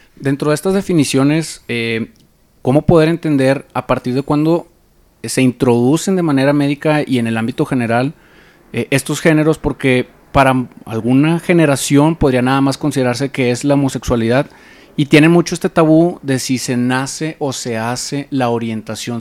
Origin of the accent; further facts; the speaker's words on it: Monterrey, Nuevo León, Mexico; now in Mexico City, Mexico; yo soy de Monterrey